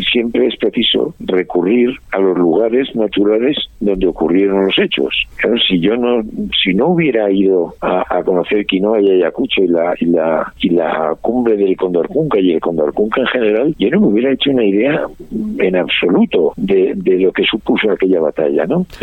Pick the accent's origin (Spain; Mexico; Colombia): Spain; Basque Country; Bueno, mm, vamos a ver, yo he nacido, yo soy vasco, ¿no? Y, yo estoy muy orgulloso de ser vasco